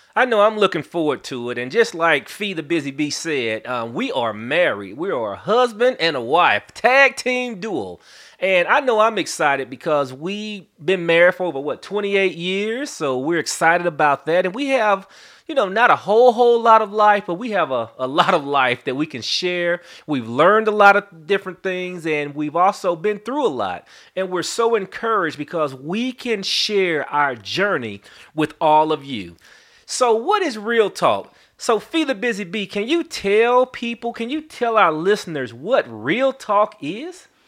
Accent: St. Louis, Missouri, United States; now in Atlanta, United States; I'm originally from Saint Louis, Missouri, but I've been in Atlanta, Georgia since nineteen ninety-one

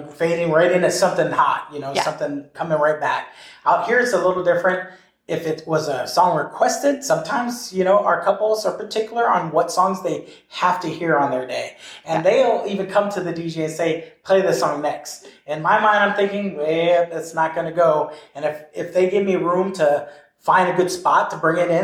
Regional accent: Hawaii, United States; I'm Hawaiian

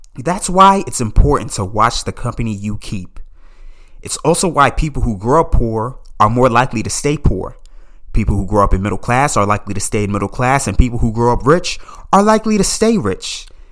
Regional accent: Calverton, Maryland, United States; I grew up in Calverton, Maryland, just fifteen minutes outside of Washington, D C.

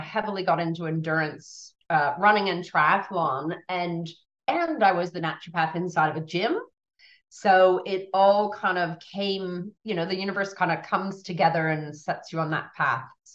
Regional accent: United States; now in Australia; I'm American born

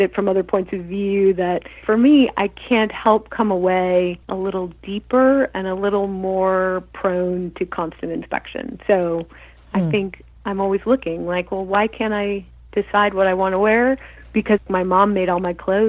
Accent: Albuquerque, New Mexico, United States; moved away as an adult; also born or lived in Los Angeles; I grew up in Tinkertown

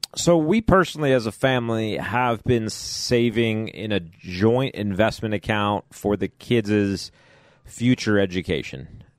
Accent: Chicago, Illinois, United States; now in Kentucky, United States; having grown up in Chicago

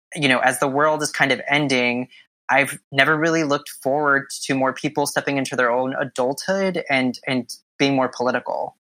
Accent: Southern California, United States; moved away as an adult; now in New York City, United States; I grew up in Southern California, born and raised

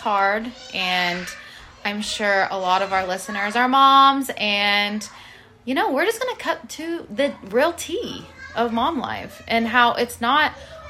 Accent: Ohio, United States

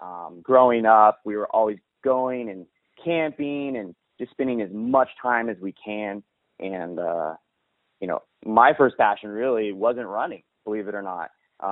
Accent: California, United States; I'm actually from Northern California. I guess the best way to describe it would be the gateway of the Sequoias.

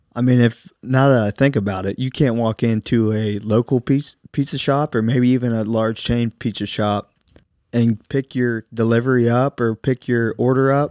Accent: United States; we're American

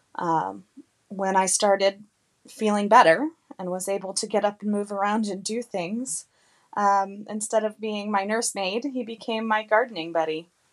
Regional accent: Carlsbad, New Mexico, United States; now in East Coast, United States; I grew up in Carlsbad, New Mexico

